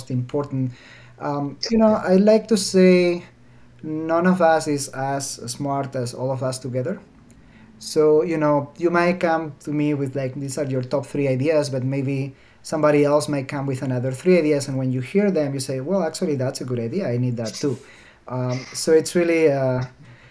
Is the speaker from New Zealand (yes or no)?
no; Alicante, Valencian Community, Spain; English is a second language; moved away as an adult; now in Seattle, United States; My hometown is called Alicante